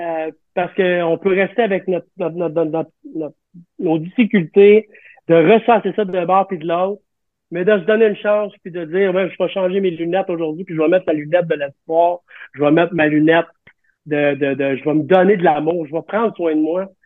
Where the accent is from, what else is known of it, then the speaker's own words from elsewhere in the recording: Quebec, Canada; on est des Québécois, Montréalais, Canadiens